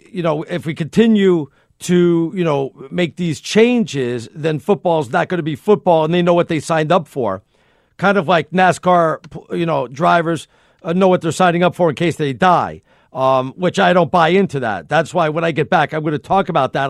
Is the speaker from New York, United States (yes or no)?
yes; New York, United States; I'm a New Yorker